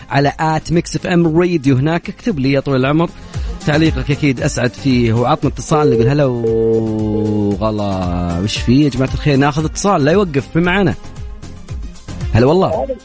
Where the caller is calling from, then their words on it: Ha'il, Ha'il Province, Saudi Arabia; لا من حائل انا من نفس حائل